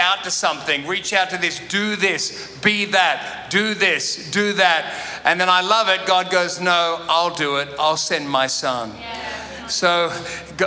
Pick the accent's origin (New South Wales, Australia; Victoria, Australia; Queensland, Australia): New South Wales, Australia; Sydney; I grew up in Sydney